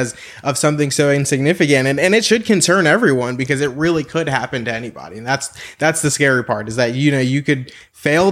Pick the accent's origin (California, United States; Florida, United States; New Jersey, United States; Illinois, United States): New Jersey, United States; moved away as an adult; now in Texas, United States; I'm originally from New Jersey, and I moved here 5 years ago